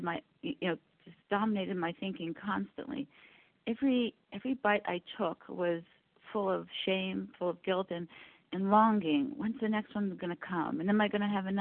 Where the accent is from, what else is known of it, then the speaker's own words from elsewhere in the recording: Canada; I'm from Canada